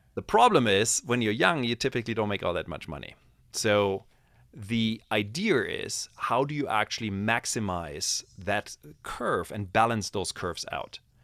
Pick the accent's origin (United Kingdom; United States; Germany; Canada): Germany; moved away; I grew up in Germany